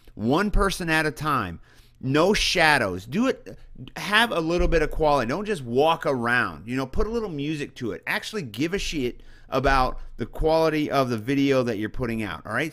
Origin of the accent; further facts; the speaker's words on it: central Missouri, United States; moved away; I come from a small town in central Missouri